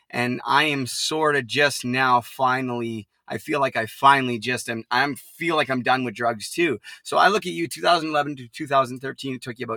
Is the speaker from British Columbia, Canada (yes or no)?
yes; Port Coquitlam, British Columbia, Canada; Now the jail is actually in my hometown, about 5 minutes from where I grew up